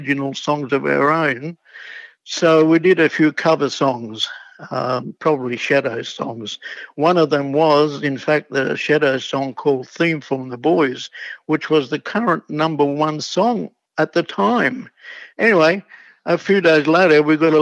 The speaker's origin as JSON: {"language": "English", "town": "Sydney", "region": "New South Wales", "country": "Australia", "tie": "born or raised there", "said": "I grew up in Coogee"}